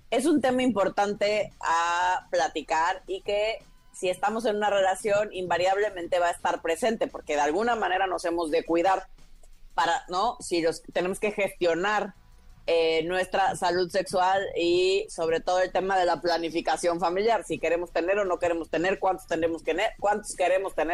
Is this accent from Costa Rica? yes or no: no; Villahermosa, Tabasco, Mexico; mexicana, sí. Este, nacida y crecida en México.